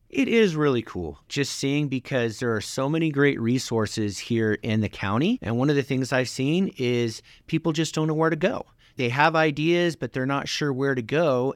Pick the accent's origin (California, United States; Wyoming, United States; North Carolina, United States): Wyoming, United States; Lander; moved away as an adult; I grew up in Lander, graduated class of 96